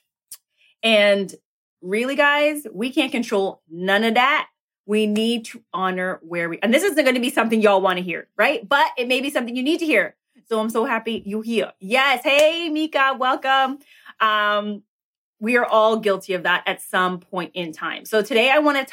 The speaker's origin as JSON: {"language": "English", "town": "Toronto", "region": "Ontario", "country": "Canada", "said": "I hail from Toronto, Canada"}